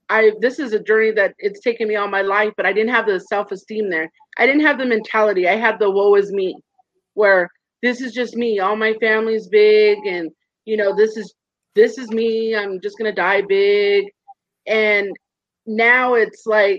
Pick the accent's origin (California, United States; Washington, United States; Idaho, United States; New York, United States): California, United States; Orange County; also born or lived in high desert, California; I'm from California, born and raised in Orange County, but now I'm in the high desert.